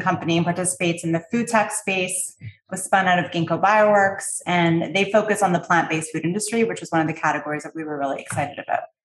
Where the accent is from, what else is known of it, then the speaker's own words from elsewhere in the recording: Canada; I'm from Canada